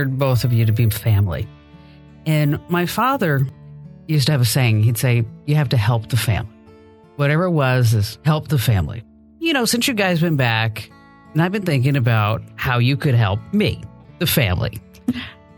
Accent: New Jersey, United States; I'm really from New Jersey

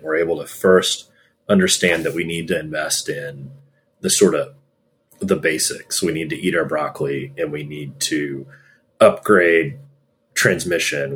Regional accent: Gulf Coast of Texas, United States; moved away; I'm from the Gulf Coast of Texas. I'm from like you know the refinery refining alley

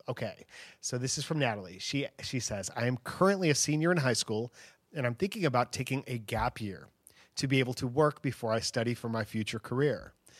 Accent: Chicago, Illinois, United States; So, and then after Rapid City, I went to Chicago, my hometown, which is where I grew up.

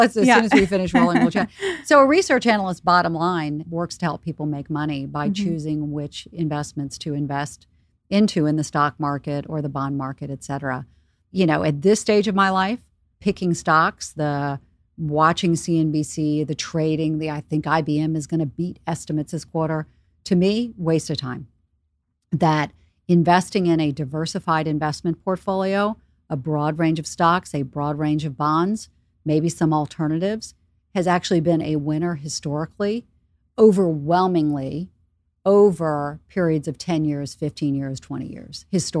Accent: Charleston, South Carolina, United States; now in New York, United States; I grew up in Charleston, South Carolina, in a, you know, pretty patriarchal community where the idea and concept of working in investing or Wall Street just didn't exist. Moving to New York, that idea didn't exist.

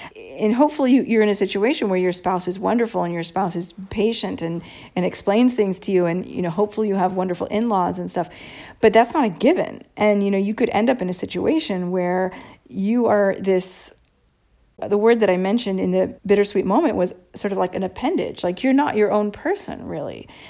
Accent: United States; moved away as an adult; now in Italy; me being an American

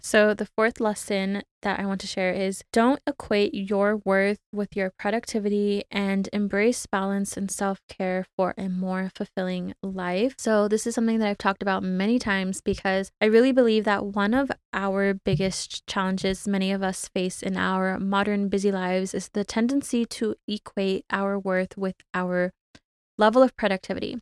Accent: California, United States; now in Arizona, United States; back home to California, my home state, just for a day or so to visit my family in Southern California

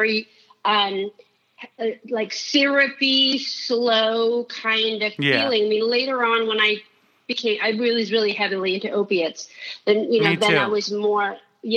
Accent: San Francisco, California, United States; born or raised there

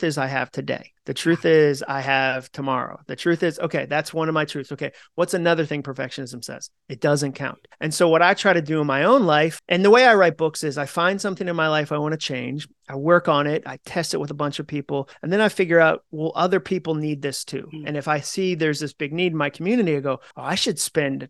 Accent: Massachusetts, United States; moved away as an adult; also born or lived in Birmingham, Alabama; I grew up in Massachusetts.

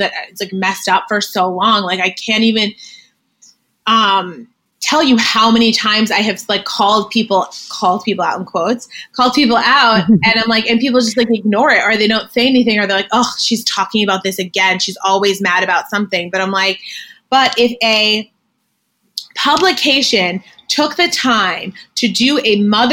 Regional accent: Greenwich, Connecticut, United States; I grew up in Greenwich, Connecticut

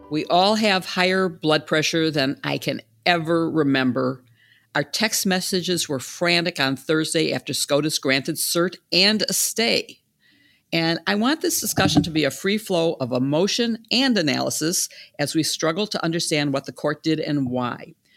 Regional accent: Chicago, Illinois, United States; in Chicago, my hometown

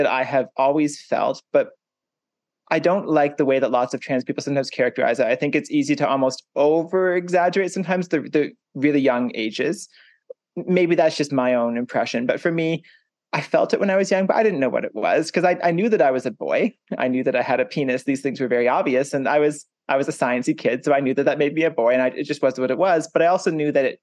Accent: Hanover, Ontario, Canada; also born or lived in Toronto, Ontario; I grew up in a small farming town in Ontario in Canada. It's called Hanover and it has 7,000 people

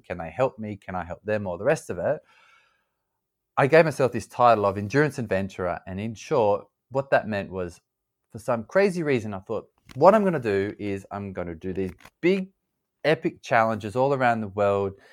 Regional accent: Australia; also born or lived in California / Louisiana; now in London, United Kingdom; I grew up in Australia, I live in London now

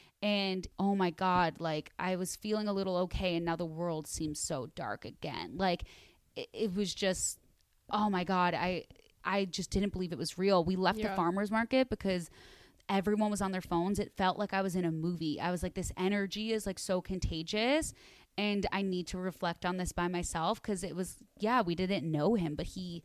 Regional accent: Chicago, Illinois, United States; now in Los Angeles, United States; I'm from Chicago

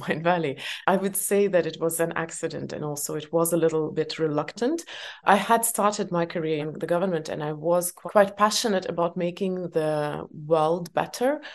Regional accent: Estonia; English is a second language; I was born in Soviet Union and it was full-on Soviet Union before perestroika, uh, I was growing up.

